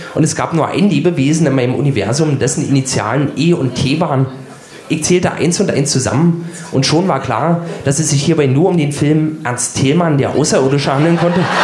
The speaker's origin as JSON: {"language": "German", "region": "Berlin", "country": "Germany", "tie": "born or raised there", "said": "Ich bin 1976 in Ostberlin geboren und habe somit den größten Teil meiner Kindheit im warmen Schoß des Sozialismus verbracht."}